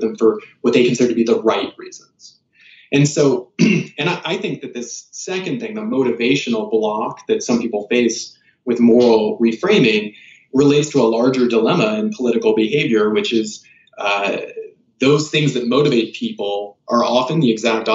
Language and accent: English; United States; also born or lived in Kansas / South Carolina; I grew up in Kansas and South Carolina.